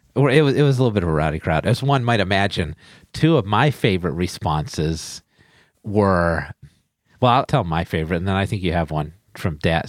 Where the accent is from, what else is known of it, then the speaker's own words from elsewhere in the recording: New Bedford, Massachusetts, United States; New Bedford, Massachusetts, my hometown